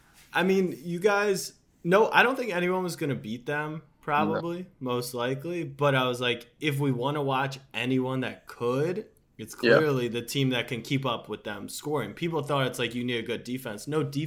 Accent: Maryland, United States; I'm from Maryland, so we're in Maryland.

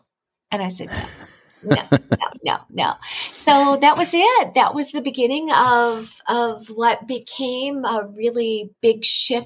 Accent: California, United States; moved away as an adult; I'm originally from California.

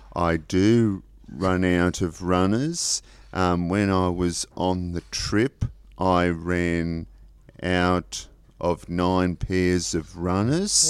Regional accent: Pambula, New South Wales, Australia; Pambula is my hometown

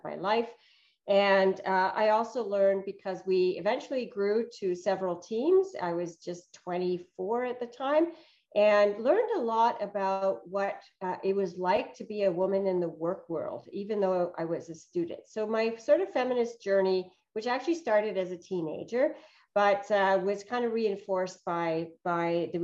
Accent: Canada; also born or lived in Northern Europe; I came to Canada from Northern Europe when I was about 7

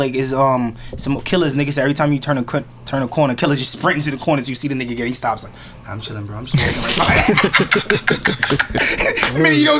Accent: New York City, New York, United States; I'm from the Bronx

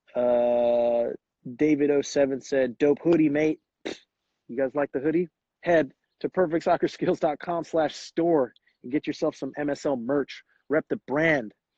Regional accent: Bakersfield, California, United States; also born or lived in Davis, California / East Coast; now in Fresno, United States; I'm from Bakersfield, California originally

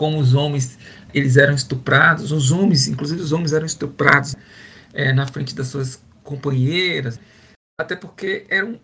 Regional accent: Bahia, Brazil; moved away as an adult; also born or lived in Pará; Eu sou da Bahia, né? Originalmente eu formo na Bahia e vou para o Pará fazer trabalhar

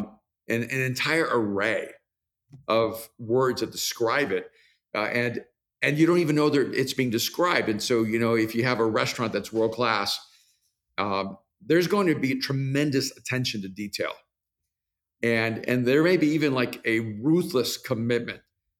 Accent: El Salvador; moved away; I'm from El Salvador, so we use the word nieve for ice cream and snow

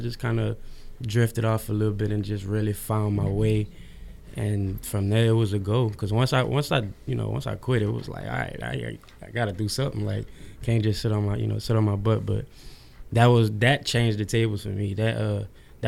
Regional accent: New Orleans, Louisiana, United States; now in Houston, United States; I'm from New Orleans, Louisiana, but I moved out here to Houston after Katrina

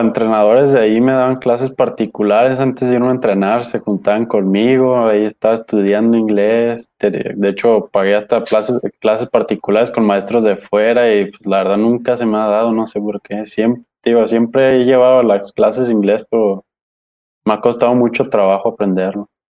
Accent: Jalisco, Mexico; soy de aquí, de Jalisco

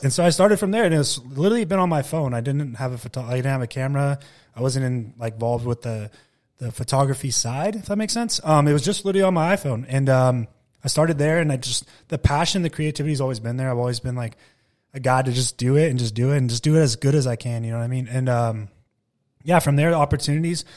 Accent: Klamath Falls, Oregon, United States; moved away as an adult; also born or lived in Bakersfield, California; I was born in Bakersfield, but we grew up in southern Oregon

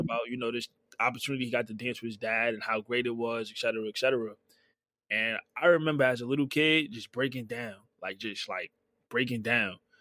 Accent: New York City, New York, United States; also born or lived in Bronx / Brooklyn / Queens; growing up, I'm from Harlem

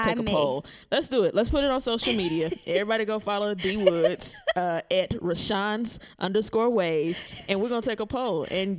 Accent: Texas, United States; Mm-mm, I'm not from Dallas.

